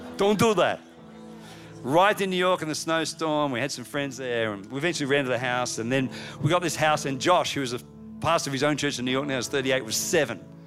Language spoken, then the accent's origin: English; Australia; moved away as an adult; now in United States